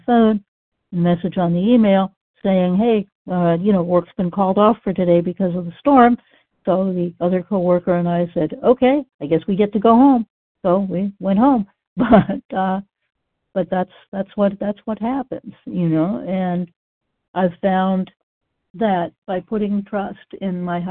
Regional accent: Massachusetts, United States; I grew up in Massachusetts, and that's where I found the OA program.

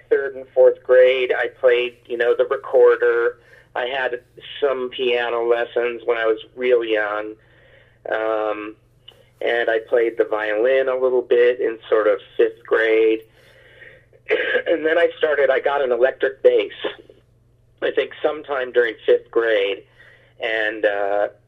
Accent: Lincoln, Nebraska, United States; also born or lived in Athens, Georgia; now in Omaha, United States; Where I live now is in Omaha, but I grew up in the Lincoln, which is was a college town.

